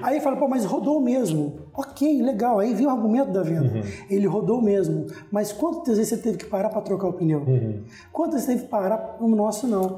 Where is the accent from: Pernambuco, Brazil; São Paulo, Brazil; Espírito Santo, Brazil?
Espírito Santo, Brazil; Vitória; eu sou capixaba, nasci aqui em Vitória